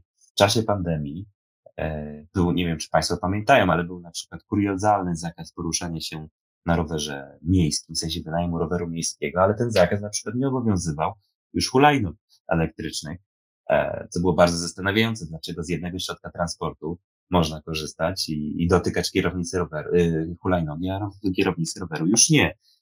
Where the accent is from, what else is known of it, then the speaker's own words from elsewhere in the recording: Poznań, Greater Poland, Poland; accent: Poznań; jak mówię tutaj po poznańsku